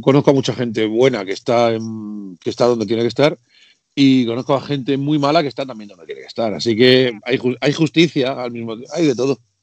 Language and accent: Spanish; Region of Murcia, Spain; now in Madrid, Spain; Aunque vivo en Madrid, como bajo a Murcia, que es mi tierra natal